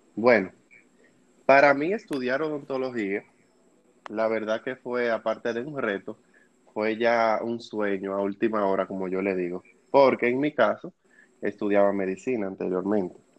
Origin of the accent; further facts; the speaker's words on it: Dominican Republic; soy de República Dominicana